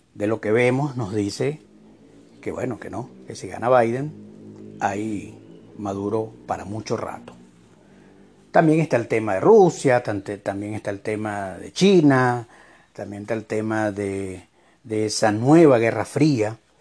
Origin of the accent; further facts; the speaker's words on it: Venezuela; moved away as an adult; yo como venezolano que sufro una dictadura socialista, que salí de mi país hace cuatro años